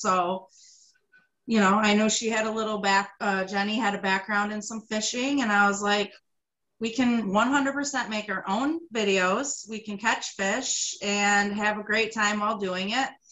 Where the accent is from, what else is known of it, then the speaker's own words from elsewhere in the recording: Greece, New York, United States; I grew up in Greece.